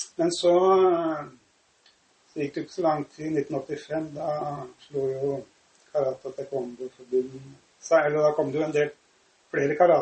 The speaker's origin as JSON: {"language": "Norwegian", "region": "Oslo", "country": "Norway", "tie": "born or raised there", "said": "Jeg vokste opp på Oppsal mm. i Oslo"}